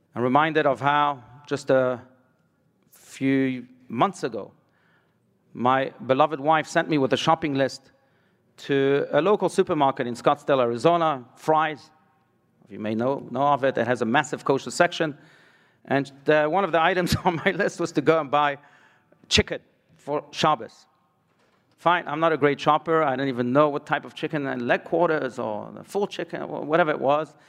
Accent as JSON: {"language": "English", "country": "France", "tie": "born or raised there", "said": "I was born in France"}